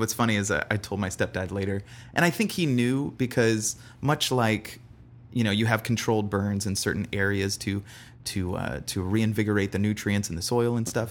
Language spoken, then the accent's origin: English; Bradenton, Florida, United States; originally born in Bradenton, Florida